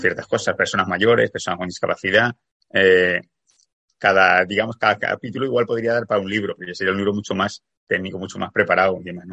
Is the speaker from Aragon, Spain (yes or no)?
yes; Zaragoza, Aragon, Spain; now in Canary Islands, Spain; yo soy de Zaragoza, aunque vivo en Canarias